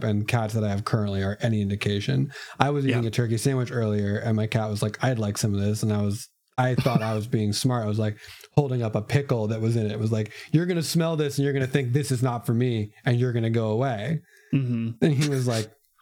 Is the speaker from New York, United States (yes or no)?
no; Santa Barbara, California, United States; at the Santa Barbara Zoo where I grew up